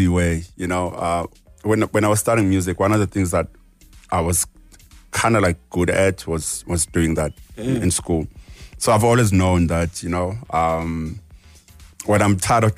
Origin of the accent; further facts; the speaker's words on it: South Africa; Growing up as a South African